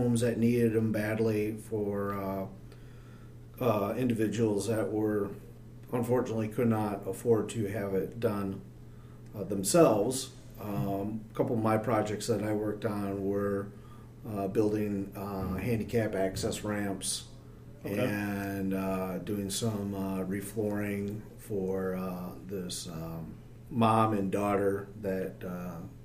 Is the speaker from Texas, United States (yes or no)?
no; Saginaw, Michigan, United States; now in Traverse City, United States; growing up in Saginaw, my grandparents built a cabin about an hour and a half north of Augrey